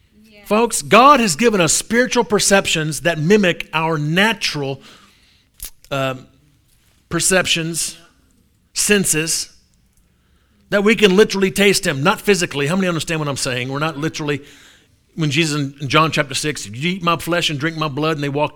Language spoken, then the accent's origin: English; New Orleans, Louisiana, United States; So I'm from New Orleans.